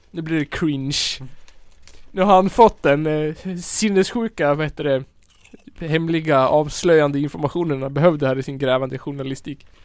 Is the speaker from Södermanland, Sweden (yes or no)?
no; Tensta, Stockholm County, Sweden; Jag är från Tensta.